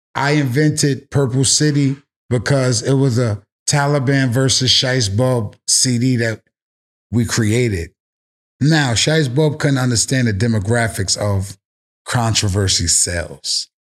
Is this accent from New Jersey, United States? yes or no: no; New York City, New York, United States; I'm from the Bronx. Forest Projects, New York City, the South Bronx, where rap originated